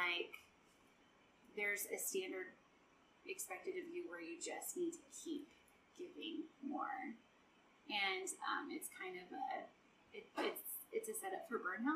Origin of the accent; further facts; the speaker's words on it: Neely, United States; Neely's my hometown.